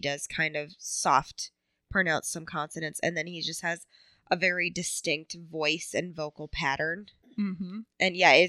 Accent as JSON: {"language": "English", "region": "Midwest", "country": "United States", "said": "Because we're from the Midwest."}